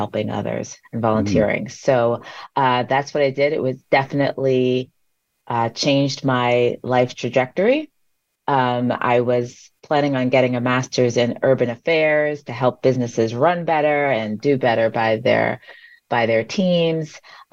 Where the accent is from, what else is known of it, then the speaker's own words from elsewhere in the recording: Long Island, New York, United States; I was born and raised on Long Island.